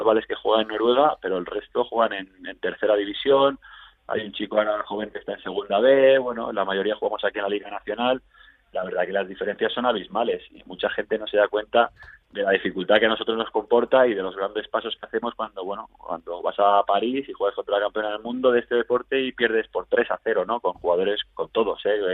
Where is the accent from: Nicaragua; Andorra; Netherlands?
Andorra; also born or lived in Barcelona, Spain; yo nací en Barcelona porque mi madre era de un pueblecito al lado de Barcelona, Gabá, mm. y bueno, mi padre por motivos laborales ya, ya estaba aquí en Andorra, ¿no? O sea que mm. a los dos meses de edad, dos, tres meses, ya es mi primera toma de contacto con Andorra, o sea que yo he crecido aquí